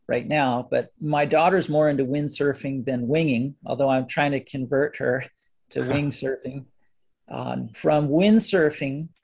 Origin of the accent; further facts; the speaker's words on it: Kailua, Hawaii, United States; also born or lived in Enchanted Lakes; now in Maui, United States; I'm from Kailua boy, went to Kalaheo High School, grew up right near Kailua Beach